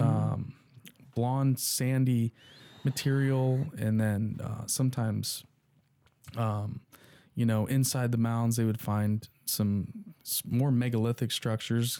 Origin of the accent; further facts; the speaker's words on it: Dayton, Ohio, United States; I was born in Dayton